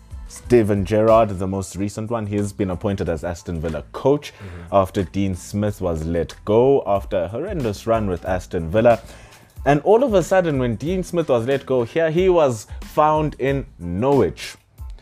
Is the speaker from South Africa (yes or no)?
yes; South Africa; as just a South African